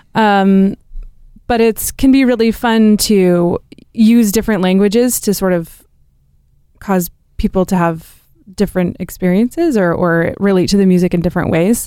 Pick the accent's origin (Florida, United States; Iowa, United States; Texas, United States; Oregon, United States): Oregon, United States; Hood River; now in Portland, United States; I grew up in a town, um, called Hood River